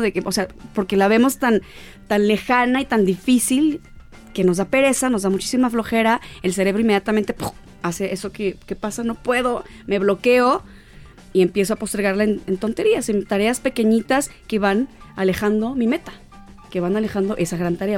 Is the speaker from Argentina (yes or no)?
no; Guasave, Sinaloa, Mexico; Soy de Guasave, Sinaloa